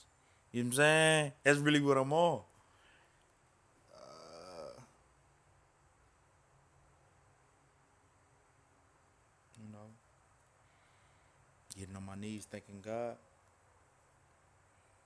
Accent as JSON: {"language": "English", "region": "the South", "country": "United States", "said": "I'm from the South."}